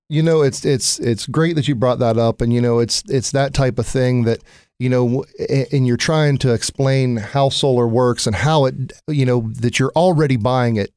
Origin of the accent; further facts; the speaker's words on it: Newark, Ohio, United States; also born or lived in Cincinnati, Ohio; I'm from Newark, Ohio